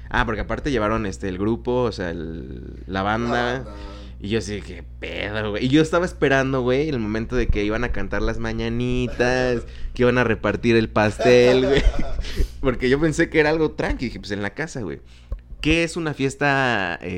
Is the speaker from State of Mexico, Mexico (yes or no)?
yes; State of Mexico, Mexico; now in Guadalajara, Mexico; yo soy del Estado de México, lugar muy marginal.